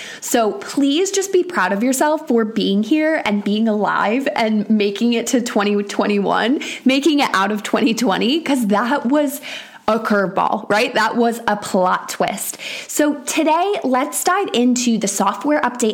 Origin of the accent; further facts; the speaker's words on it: Syracuse, New York, United States; now in England, United Kingdom; I am originally from Syracuse, New York, which is one of the top 10 snowiest cities in America. So when I say that I grew up with snow